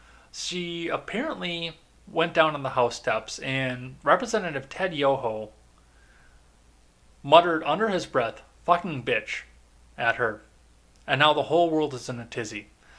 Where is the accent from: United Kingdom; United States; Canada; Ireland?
United States; Tennessee; I was born and raised in West Tennessee.